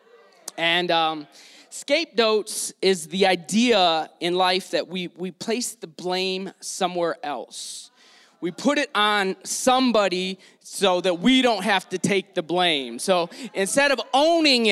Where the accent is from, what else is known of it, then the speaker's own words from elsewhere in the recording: Detroit, Michigan, United States; also born or lived in San Diego; now in Salt Lake City, United States; I grew up in Detroit